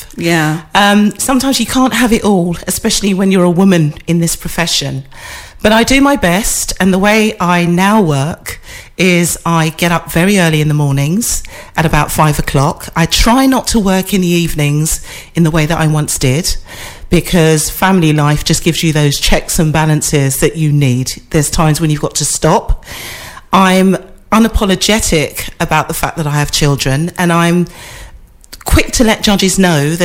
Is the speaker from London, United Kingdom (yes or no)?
yes; London, United Kingdom; I was born in the East London area. I was raised in the East London area. I schooled in the East London area, and I still live in the East London area.